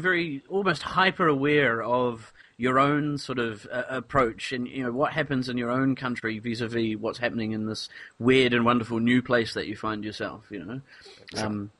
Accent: Auckland, New Zealand; moved away; I come from Auckland, New Zealand's largest city.

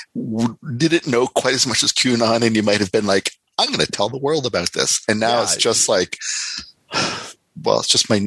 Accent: Windsor, Ontario, Canada; I grew up in Windsor, Ontario, which is across the border

